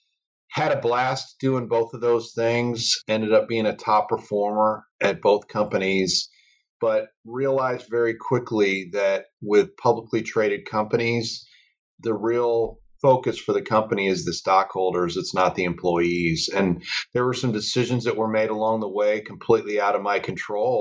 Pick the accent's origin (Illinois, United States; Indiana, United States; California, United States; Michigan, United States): Illinois, United States; Chicago; moved away as an adult; also born or lived in Colorado Springs, Colorado; I grew up in the Chicago area